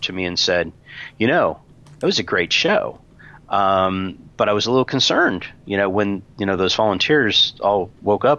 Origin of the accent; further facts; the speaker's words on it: Tucson, Arizona, United States; when I got back to Tucson, my hometown